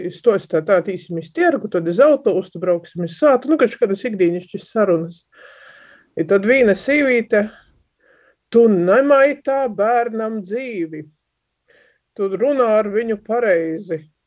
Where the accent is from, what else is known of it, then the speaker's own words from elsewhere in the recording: Latgale, Latvia; accent: Latgalian; first language Latgalian; Sātā mēs runājam latgaļiski par to, ka visiem tā bija vienkāršāk, visi runā latgaļiski, līdz ar to te ir mana, nu kā, pirmo vai otro vai vienīgo dzimto valodai